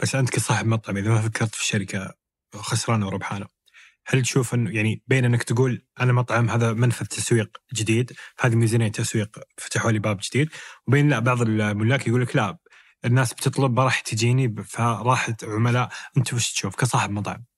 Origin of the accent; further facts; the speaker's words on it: Jeddah, Makkah Province, Saudi Arabia; عندنا في جده